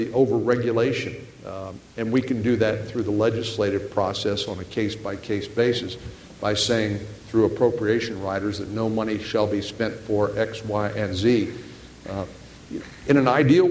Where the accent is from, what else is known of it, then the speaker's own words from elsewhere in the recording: Texas, United States; I believe that Texans are conservative, but we are fundamentally a practical